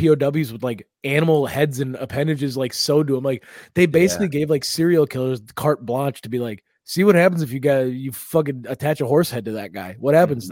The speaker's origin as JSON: {"language": "English", "country": "United States", "said": "As an American"}